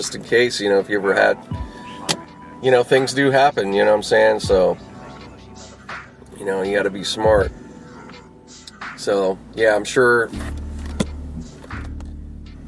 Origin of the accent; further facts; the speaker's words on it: Pittsburgh, Pennsylvania, United States; now in Los Angeles, United States; I grew up back in Pittsburgh.